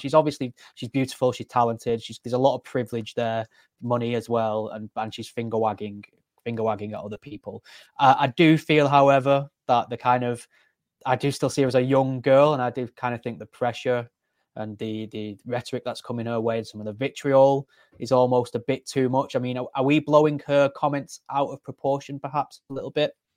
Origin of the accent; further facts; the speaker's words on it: United Kingdom; as a Brit